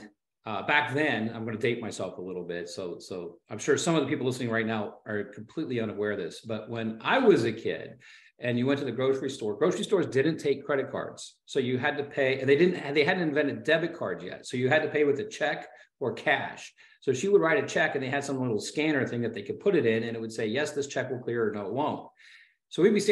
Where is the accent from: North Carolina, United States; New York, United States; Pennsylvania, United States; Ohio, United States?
Ohio, United States; growing up in Ohio, the good news about being in Ohio is that there's lots of lousy weather